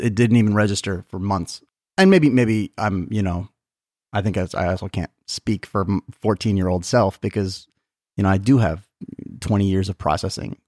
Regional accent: Tucson, Arizona, United States; also born or lived in San Diego, California; I was born in San Diego, but then my parents moved to Tucson when I was, like, five months old.

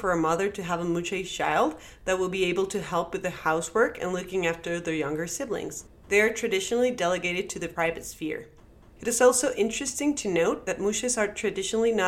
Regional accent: Querétaro, Mexico; now in Canada; I'm originally from Querétaro, Mexico

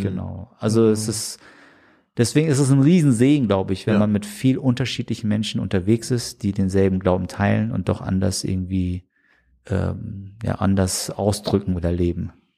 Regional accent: Germany; der hier aufgewachsen ist in Deutschland

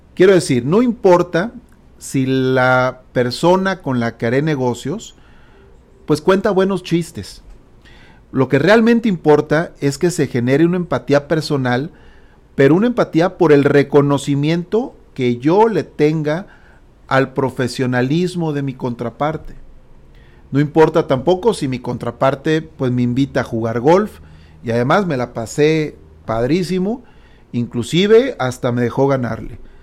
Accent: Mexico; Como buen mexicano que yo soy

